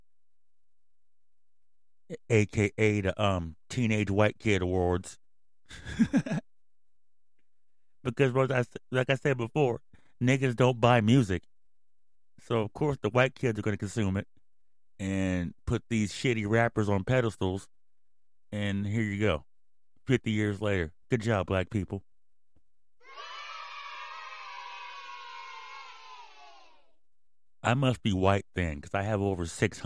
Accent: Mountain View, California, United States; also born or lived in Sunnyvale, California; me and my mom used to hang out in Mountain View and Sunnyvale when I was a kid

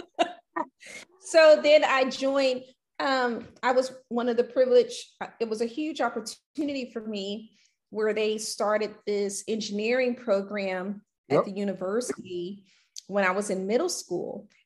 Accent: Louisiana, United States; moved away as an adult; now in Houston, United States; I grew up in Louisiana. Mm-hmm and I moved here to Houston

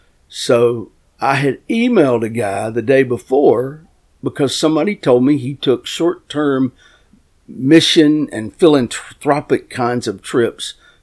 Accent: North Carolina, United States; We in my county, I'm from Gaston County, North Carolina, we catch a lot of babies.

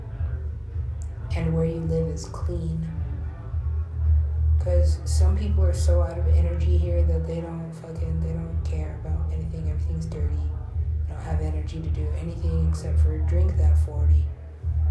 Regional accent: United States; moved away; I'm American, I look American

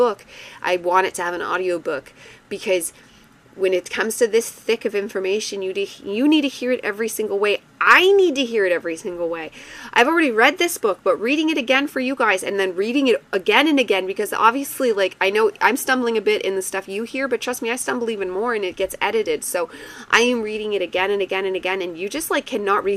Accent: Canada; I have French blood, so I take delight in being involved in it again as a Canadian

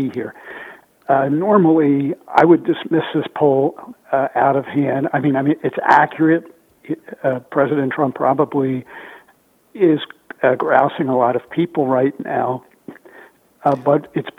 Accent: Pennsylvania, United States; moved away; my home state, where I was originally from, Pennsylvania

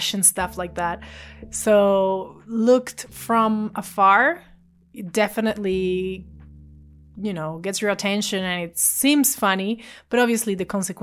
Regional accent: Venezuela; I was born and raised in Venezuela

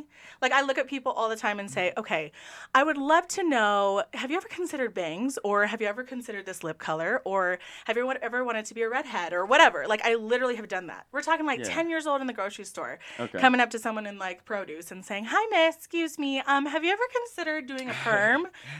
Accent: Cypress, California, United States; first language English; also born or lived in Huntington Beach, California / Portugal; I grew up in Orange County, California. I was born in Huntington Beach and grew up in a lovely place called Cypress.

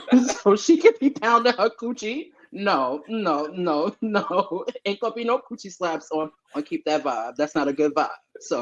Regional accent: New York City, New York, United States; I'm repping Queens

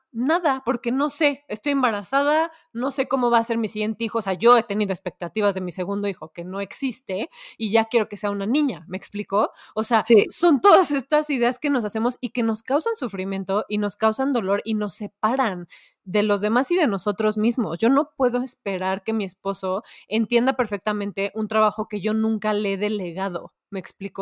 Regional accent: Mexico

